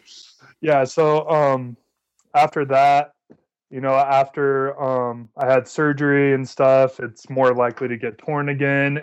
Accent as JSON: {"language": "English", "town": "Las Vegas", "region": "Nevada", "country": "United States", "tie": "born or raised there", "also_born_or_lived": "Oaxaca, Mexico", "moved": "as an adult", "lives_now": "Provo, United States", "said": "I grew up in Las Vegas"}